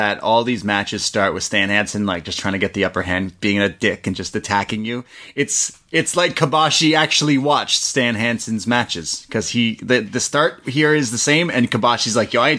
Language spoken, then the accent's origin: English; Canada; we're Canadian.